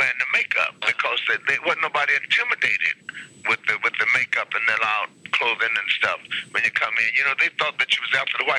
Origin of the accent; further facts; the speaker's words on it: Washington, District of Columbia, United States; I'm from Washington, D.C. I was married for many years.